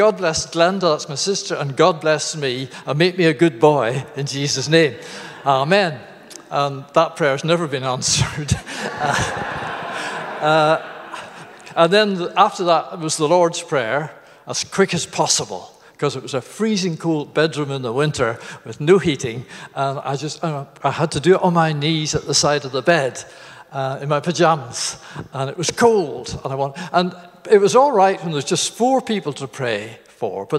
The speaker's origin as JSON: {"language": "English", "town": "Garvagh", "region": "Northern Ireland", "country": "United Kingdom", "tie": "born or raised there", "moved": "as an adult", "said": "that's the village where I was born in Northern Ireland called Garva"}